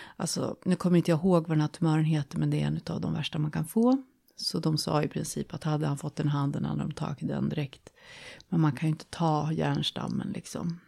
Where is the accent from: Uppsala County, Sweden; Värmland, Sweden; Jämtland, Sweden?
Jämtland, Sweden; moved away as an adult; now in Stockholm, Sweden; Jag kommer från Jämtland. Eh, flyttade ner till Stockholm i början på 90-talet